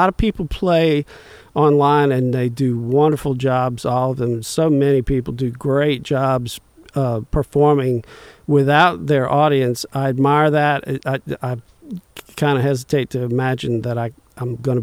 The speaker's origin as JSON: {"language": "English", "town": "Bayou Liberty", "region": "Louisiana", "country": "United States", "tie": "born or raised there", "said": "who grew up in the near vicinity where I grew up in Bayou Liberty"}